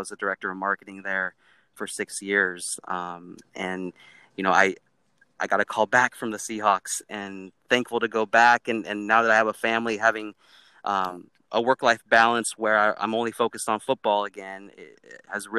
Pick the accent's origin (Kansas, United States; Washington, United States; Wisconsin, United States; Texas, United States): Washington, United States; Kenmore; growing up in Kenmore, Washington, it was a big deal, especially Friday nights where, you know, thousands of people would come watch those Friday night light football games.